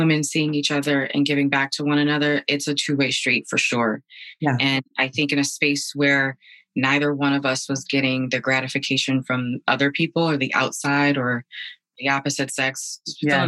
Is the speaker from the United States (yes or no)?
yes; Bridgeport, Connecticut, United States; Born and raised in Connecticut, Bridgeport specifically.